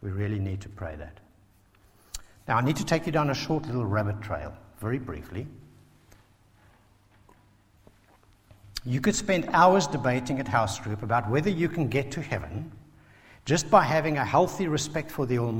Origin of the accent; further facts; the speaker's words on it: South Africa; now in Basingstoke, United Kingdom; a South African who grew up under apartheid